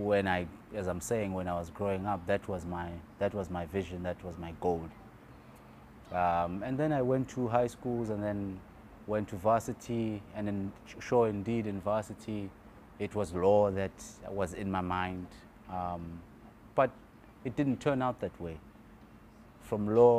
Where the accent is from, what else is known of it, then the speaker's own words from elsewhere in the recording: Clermont, KwaZulu-Natal, South Africa; also born or lived in Illovo, Johannesburg; now in Cape Town, South Africa; I'm born and bred in KwaZulu-Natal, so there is a bit of salt in my blood from the sea of Durban